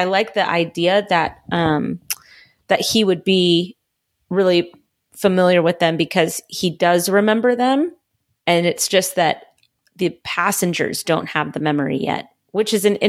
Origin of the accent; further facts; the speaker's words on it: Hamilton, Ohio, United States; who was born in my hometown of Hamilton, Ohio, and went to high school where I live now.